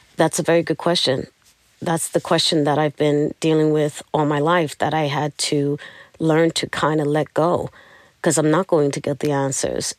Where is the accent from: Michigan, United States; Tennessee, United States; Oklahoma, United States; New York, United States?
New York, United States; New York City; I'm from Brooklyn